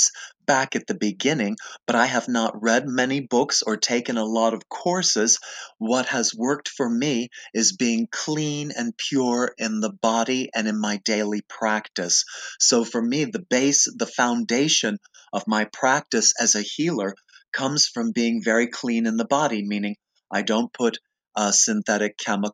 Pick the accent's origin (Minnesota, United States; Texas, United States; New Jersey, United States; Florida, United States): Florida, United States; West Palm Beach; moved away as an adult; also born or lived in New York City / Berkeley, California; I'm from West Palm Beach. I went to high school there.